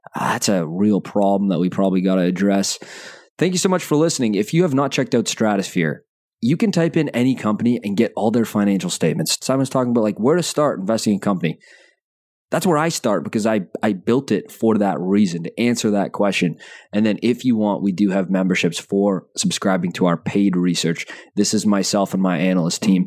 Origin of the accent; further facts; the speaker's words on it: Calgary, Alberta, Canada; I was born in Calgary